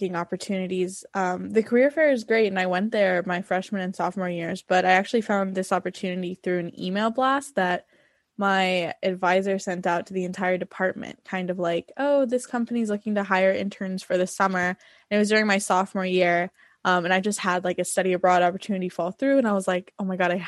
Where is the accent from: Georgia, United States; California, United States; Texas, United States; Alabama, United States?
California, United States; North Los Angeles area; I am a senior studying environmental engineering from North Los Angeles area